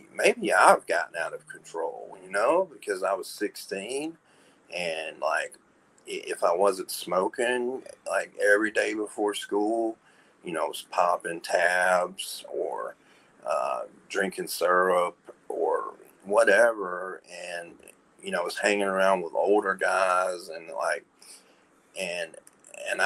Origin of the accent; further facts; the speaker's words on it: Birmingham, Alabama, United States; moved away as an adult; also born or lived in Charlotte, North Carolina; I'm from the South, like deep South, and I grew up right outside of Birmingham